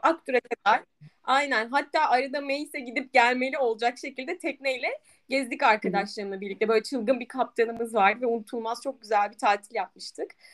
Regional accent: Aegean Region, Turkey; bir Egeli olarak

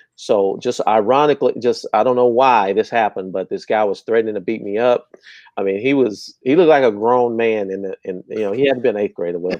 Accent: Terrell, Texas, United States; I'm from Terrell, just east of here, and it was a Terrell police officer got killed in our apartment complex

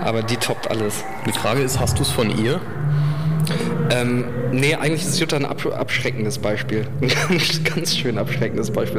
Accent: Alfeld, Lower Saxony, Germany; moved away as an adult; also born or lived in Kassel; ich bin in der Nähe von Hameln aufgewachsen, nämlich in Alfeld und äh, bin da zur Schule gegangen

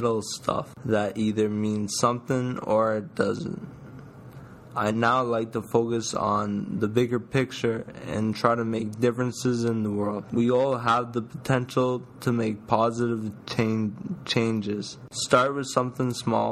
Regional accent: Ottawa, Ontario, Canada; now in Toronto, Canada; my hometown, Ottawa.

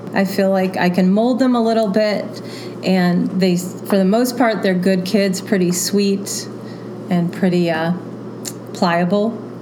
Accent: Florida, United States; moved away as an adult; also born or lived in Kentucky / Milwaukee; now in Allentown, United States; I'm not a native Floridian, but I was raised in Florida

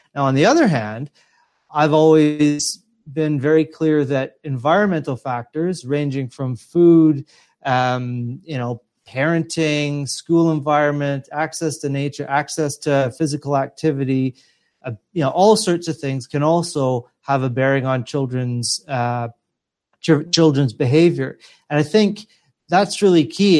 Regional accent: Edmonton, Alberta, Canada; moved away; my hometown of, uh, Edmonton, Alberta, in Canada.

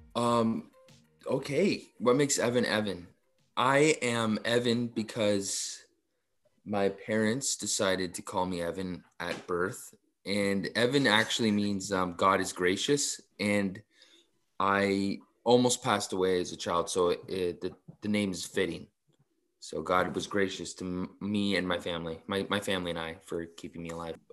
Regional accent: Mississauga, Ontario, Canada; I grew up in Mississauga

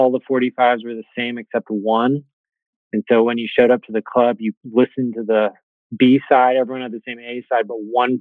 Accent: Swannanoa, North Carolina, United States; also born or lived in Naperville, Illinois; now in Nashville, United States; I grew up in Swannanoa, North Carolina, which is outside of Asheville

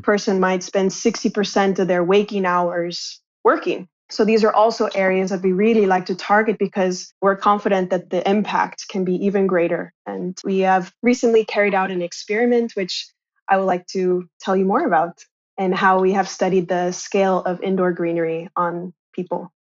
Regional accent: Kansas, United States; moved away as an adult; also born or lived in Shanghai; I'm originally from a suburban town in the United States, I'm from Kansas

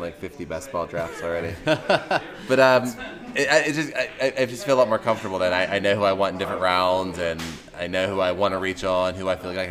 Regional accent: Pittsburgh, Pennsylvania, United States; growing up in Pittsburgh and being wrestling fans when we were kids.

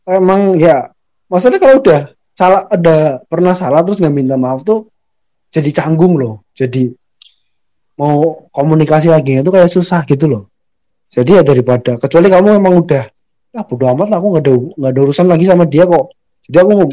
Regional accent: Central Java, Indonesia; accent: Ngapak; orang secara silsilah tuh aku masuknya Sunda ya wilayahnya Sunda tapi KTP-nya Jawa Tengah ya tapi bahasanya Jawa Tengahnya ngapak ya

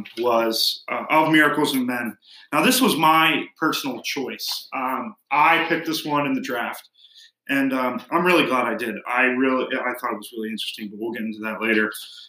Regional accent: United States

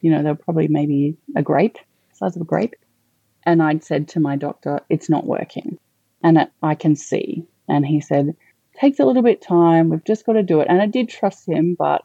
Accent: Canberra, Australian Capital Territory, Australia; also born or lived in Melbourne; now in Queensland, Australia; So I'm originally not from Queensland, but I'm originally from Canberra. So I'd lived in Melbourne for about 14 years

